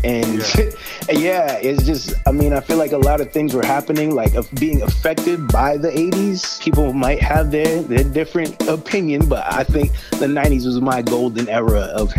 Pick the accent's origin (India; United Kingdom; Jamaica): Jamaica; also born or lived in Boston, United States; I was born right here in Boston, Beth Israel Hospital. But then they sent me to live with my grandparents for a while. And that's like straight up Jamaica, like country.